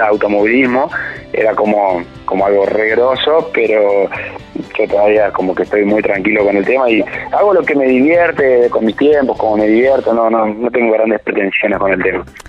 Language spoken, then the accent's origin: Spanish; Buenos Aires, Argentina; soy porteño